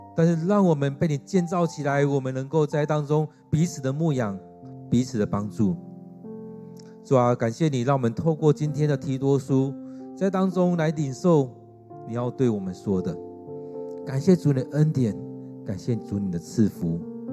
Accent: Taiwan; 让我们来回想我们台湾人是怎么样

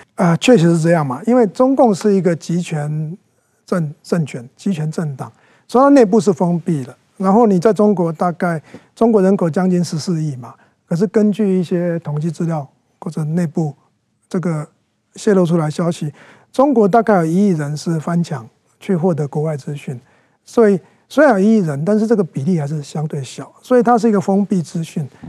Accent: Taiwan; 我觉得这是我们大部分台湾人都会选择的

